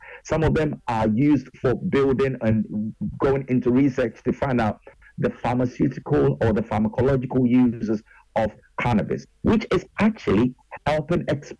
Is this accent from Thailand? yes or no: no; Ghana; also born or lived in United Kingdom; as a Ghanaian, as a British boy and a Ghanaian, I really do worry, because we do not enforce laws properly in Ghana.